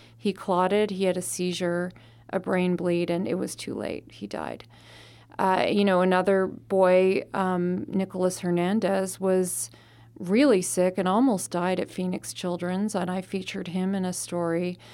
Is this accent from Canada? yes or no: yes; Canada; now in Arizona, United States; I'm from Canada, and I had to go back to Canada partway through the pandemic